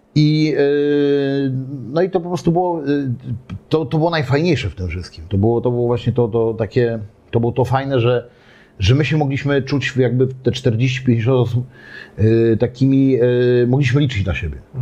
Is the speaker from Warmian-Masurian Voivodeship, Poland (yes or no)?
no; Gdynia, Pomeranian Voivodeship, Poland; urodziłem się, ogólnie urodziłem się w Orłowie, ale mieszkałem na Chylonii Y, do trzeciego roku życia